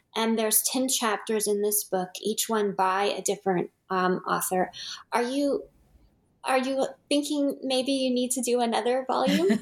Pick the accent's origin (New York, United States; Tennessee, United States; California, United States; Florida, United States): California, United States; as a Californian